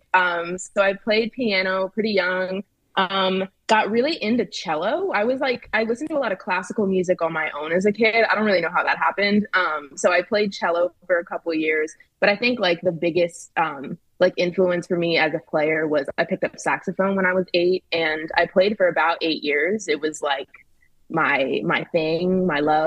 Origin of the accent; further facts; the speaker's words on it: Philadelphia, Pennsylvania, United States; I'm originally from Philly.